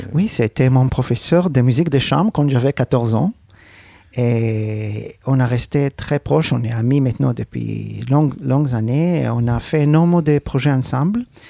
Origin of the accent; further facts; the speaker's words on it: Arad, Southern District, Israel; French is a second language; Je suis né à Arad, donc c'était à cette époque un, petit village